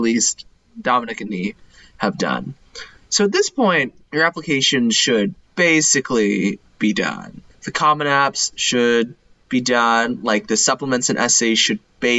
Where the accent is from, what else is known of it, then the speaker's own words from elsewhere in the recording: Texas, United States; my home state of Texas